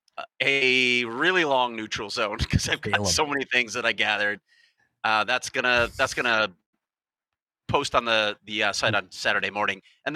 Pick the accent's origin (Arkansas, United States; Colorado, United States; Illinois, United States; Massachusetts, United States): Illinois, United States; Chicago; Of course I'm from Chicago.